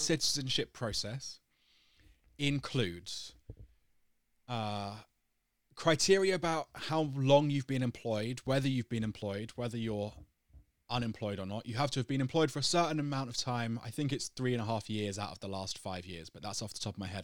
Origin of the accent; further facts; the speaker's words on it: United Kingdom; moved away as an adult; now in Denmark; I'm British. I've lived in Denmark for a while